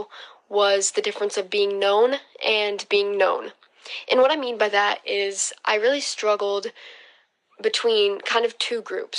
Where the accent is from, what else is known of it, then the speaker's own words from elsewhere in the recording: Holland, Michigan, United States; I'm going to Hope College, which is in Holland, Michigan, my hometown